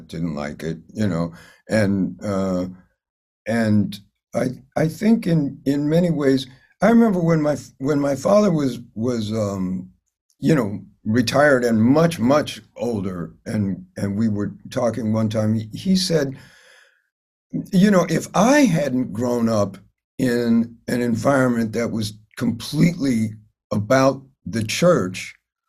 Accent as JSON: {"language": "English", "town": "Chicago", "region": "Illinois", "country": "United States", "tie": "born or raised there", "moved": "yes", "said": "I grew up in Hyde Park, which is the neighborhood controlled by the University of Chicago. So it's on the south side of Chicago"}